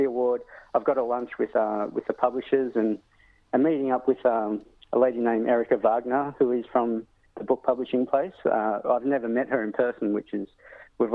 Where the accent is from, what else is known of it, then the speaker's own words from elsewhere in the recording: Sydney, New South Wales, Australia; I grew up in Sydney, so being kind of a city boy, but going back to my country is Brewarrina.